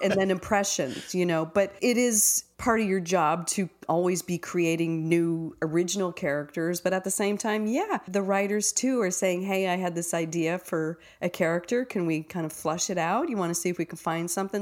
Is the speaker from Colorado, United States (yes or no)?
no; Minneapolis, Minnesota, United States; I'm from Minneapolis